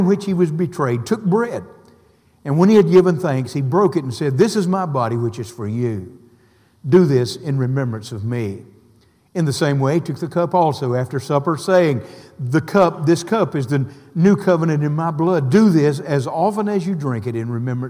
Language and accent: English; the South, United States; now in Tallahassee, United States; Growing up in the South, I know what supper is.